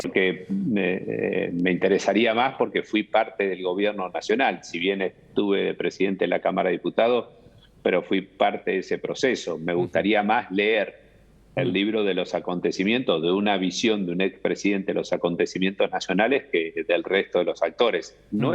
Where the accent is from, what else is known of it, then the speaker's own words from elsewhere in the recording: Argentina; como todo argentino tuve una esperanza